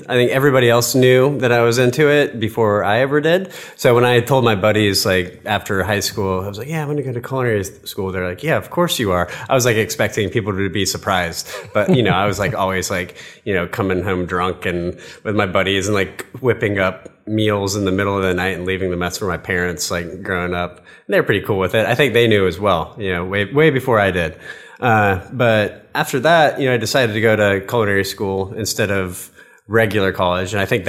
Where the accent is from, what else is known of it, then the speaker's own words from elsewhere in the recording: the South, United States; I grew up in the South, so it's kind of hard for me to eliminate that.